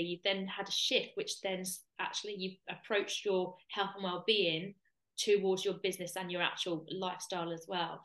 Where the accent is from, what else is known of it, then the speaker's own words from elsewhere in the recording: Kent, South East England, United Kingdom; moved away; I'm from Kent originally.